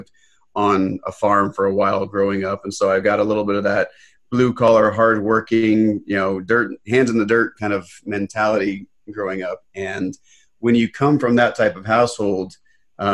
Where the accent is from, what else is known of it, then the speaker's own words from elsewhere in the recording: Los Angeles, California, United States; I was born in Los Angeles